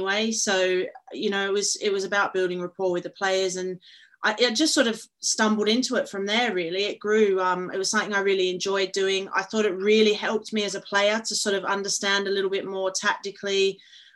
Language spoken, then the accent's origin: English; Perth, Western Australia, Australia; moved away as an adult; now in England; I'm originally from Perth, Australia, and I played there with Perth Glory for a number of years